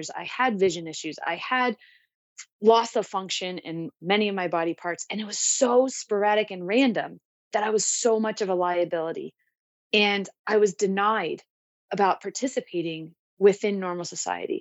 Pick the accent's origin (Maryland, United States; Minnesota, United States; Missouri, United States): Maryland, United States; moved away as an adult; now in San Diego, United States; I grew up in Maryland and I grew up playing hockey